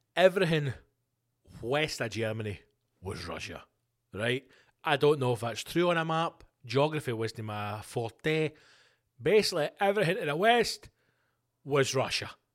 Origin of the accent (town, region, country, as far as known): Scotland, United Kingdom